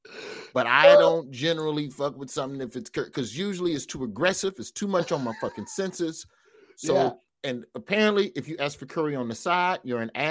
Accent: the South, United States; as a Southerner

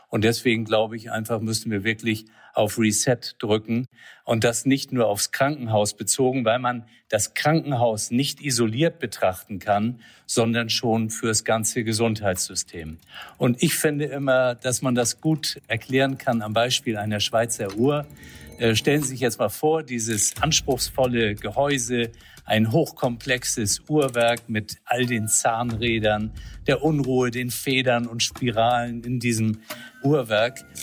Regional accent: Flensburg, Schleswig-Holstein, Germany; born there; Also geboren in Flensburg, Mutter Dänen, Vater Hamburger. Ich würde mal sagen, echtes Nordlicht

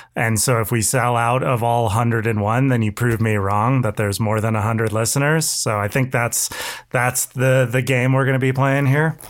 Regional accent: California, United States; Californian through and through

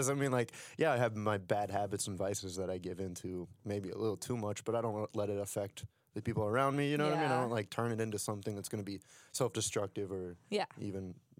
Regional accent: Ohio, United States; now in Philadelphia, United States; I come from Ohio and now I'm in, mm-hmm. you know, Philadelphia.

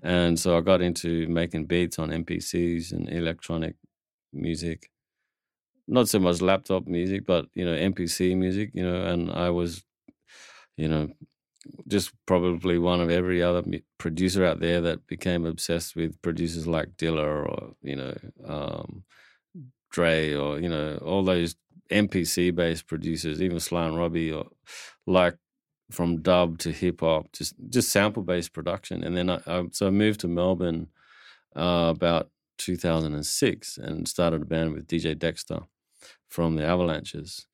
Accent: Papua New Guinea; I come from Papua New Guinea

